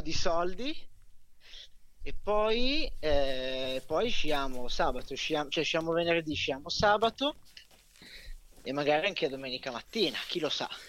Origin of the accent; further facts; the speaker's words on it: Milan, Lombardy, Italy; da buon milanese che sono